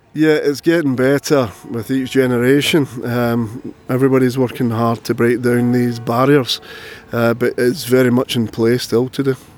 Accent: Glasgow, Scotland, United Kingdom; I was born in Glasgow.

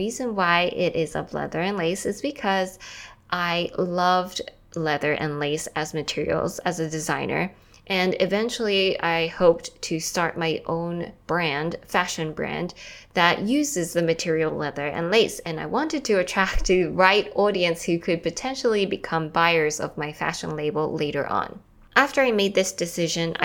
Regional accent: Australia; moved away as an adult; also born or lived in Taiwan / New York City; I'm from Taiwan and I grew up in Australia. I eventually left Australia after high school.

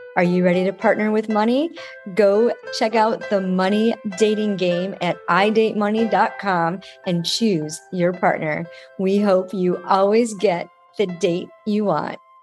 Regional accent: Rochester, New York, United States; moved away; my hometown, Rochester, New York

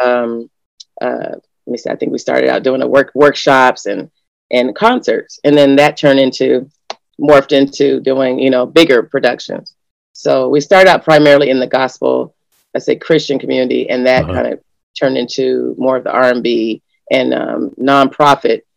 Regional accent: Los Angeles, California, United States; now in Alaska, United States; growing up around Los Angeles, and then my mom came here

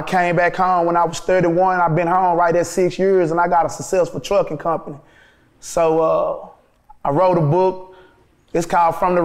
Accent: Dallas, Texas, United States; moved away; I'm from Oak Cliff

